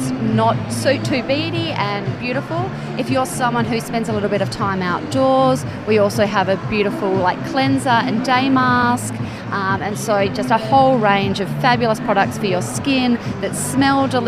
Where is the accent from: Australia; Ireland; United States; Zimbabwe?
Australia; Western Australia; I'm actually from Western Australia